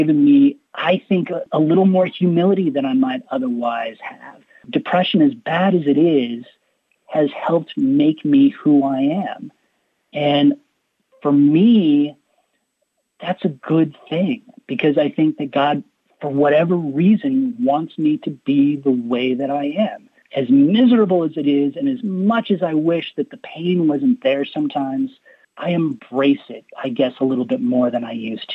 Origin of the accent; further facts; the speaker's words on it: Colorado, United States; I come from Colorado, and a lot of our family grew up in what was called the San Luis Valley.